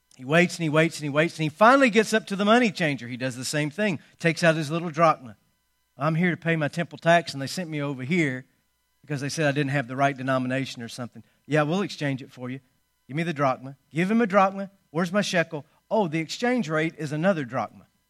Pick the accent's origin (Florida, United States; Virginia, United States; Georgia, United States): Georgia, United States; my home state